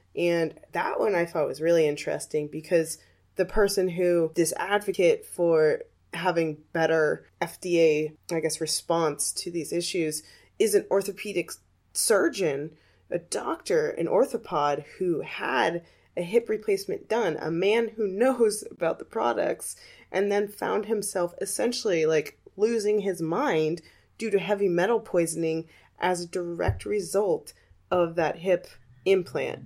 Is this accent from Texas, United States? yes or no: no; Arizona, United States; my home state of Arizona